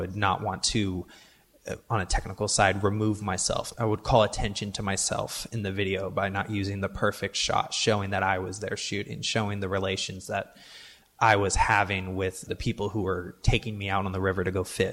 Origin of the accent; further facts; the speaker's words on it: Portland, Oregon, United States; I was born and raised here in Portland, Oregon